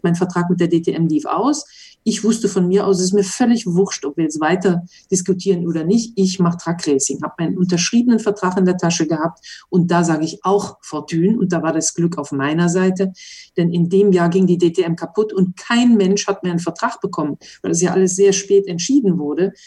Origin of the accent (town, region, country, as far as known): Mönchengladbach, North Rhine-Westphalia, Germany; born or raised there; moved away as an adult; now in Monaco